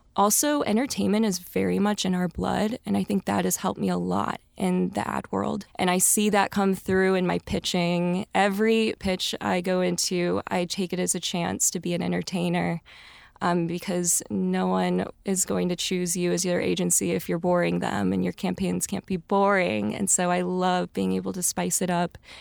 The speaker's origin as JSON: {"language": "English", "area": "a suburb outside of Saint Louis", "region": "Missouri", "country": "United States", "tie": "born or raised there", "moved": "as an adult", "lives_now": "Los Angeles, United States", "said": "I am born and raised in Missouri, a suburb outside of Saint Louis, brown girl from the burbs"}